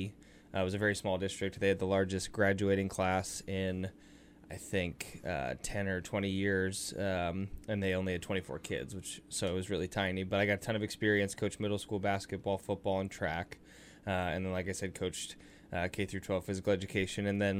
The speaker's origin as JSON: {"language": "English", "town": "St. Louis", "region": "Missouri", "country": "United States", "said": "But I'm actually originally from St. Louis, Missouri. I moved a lot as a kid."}